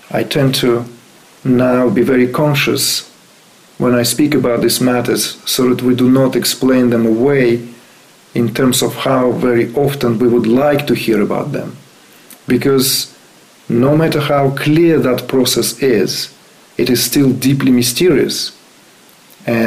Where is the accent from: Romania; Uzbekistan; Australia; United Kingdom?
Uzbekistan; moved away; I was born in Uzbekistan.